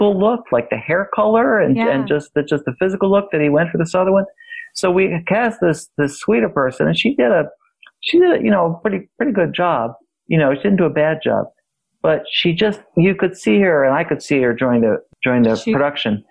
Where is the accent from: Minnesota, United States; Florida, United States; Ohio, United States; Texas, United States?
Ohio, United States; Cincinnati; moved away; also born or lived in Saratoga Springs / Los Angeles; I grew up in Cincinnati